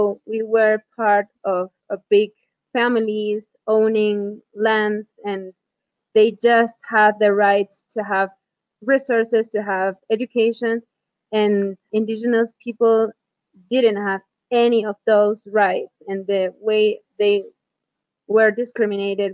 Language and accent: English; Huarán, Cusco, Peru; moved away as an adult; I am from Huarán